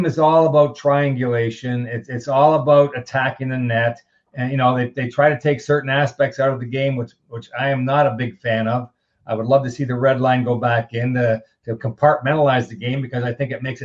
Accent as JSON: {"language": "English", "town": "Elmira", "region": "Ontario", "country": "Canada", "tie": "born or raised there", "said": "when I was a youngster playing minor hockey back in my hometown in Elmira, Ontario"}